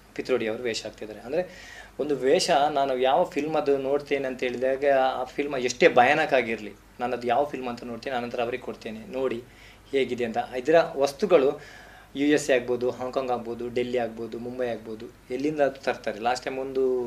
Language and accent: Kannada; Tulu Nadu, India; first language Tulu; Kannada is a second language